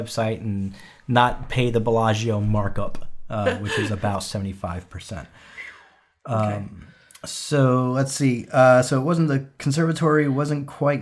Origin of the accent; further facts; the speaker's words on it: New York, United States; now in Arizona, United States; I'm from New York